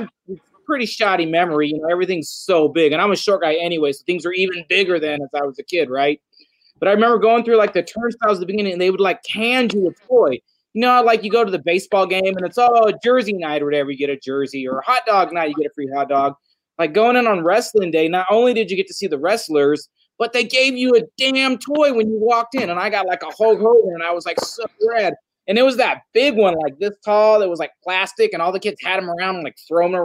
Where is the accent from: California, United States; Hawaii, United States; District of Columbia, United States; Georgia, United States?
California, United States; I was from Cali.